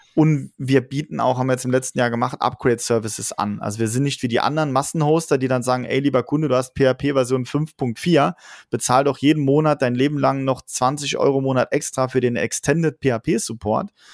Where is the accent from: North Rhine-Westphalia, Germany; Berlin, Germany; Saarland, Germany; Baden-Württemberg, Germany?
Saarland, Germany; wir sind aus dem Saarland, das größte Bundesland der Welt